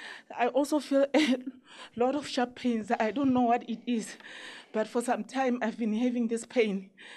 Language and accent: English; Botswana; I'm from Botswana, man of God.